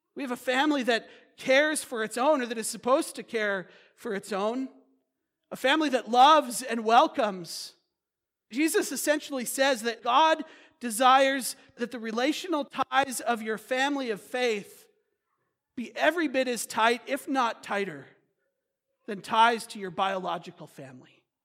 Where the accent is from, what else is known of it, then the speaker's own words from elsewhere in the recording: United States; as American Christians